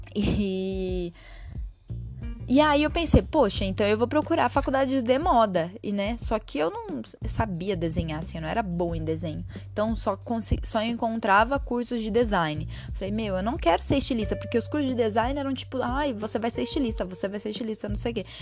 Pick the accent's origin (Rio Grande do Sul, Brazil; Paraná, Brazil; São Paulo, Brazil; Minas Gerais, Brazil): São Paulo, Brazil; Monte Alegre do Sul; also born or lived in São Bernardo do Campo; now in Amparo, Brazil; eu saí de São Paulo e vim morar em Amparo, que é a cidade que fica ao lado da cidade onde eu cresci, que foi Monte Alegre do Sul